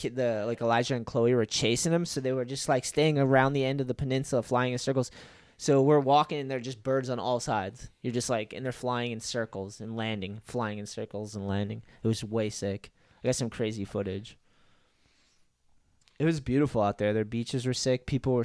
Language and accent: English; New England, United States; We're from New England. And we go down south.